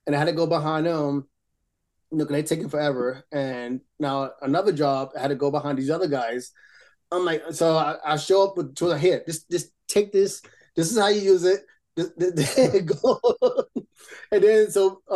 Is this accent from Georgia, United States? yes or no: no; New York City, New York, United States; now in Chattanooga, United States; I grew up in Brooklyn